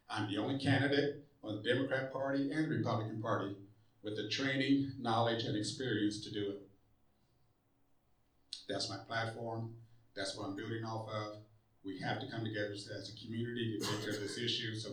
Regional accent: Muncie, Indiana, United States; I was born and raised here in Muncie.

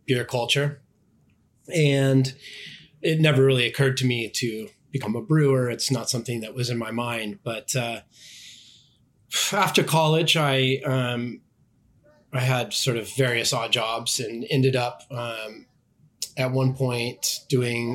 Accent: Southern California, United States; moved away; also born or lived in United Kingdom; I grew up in Southern California

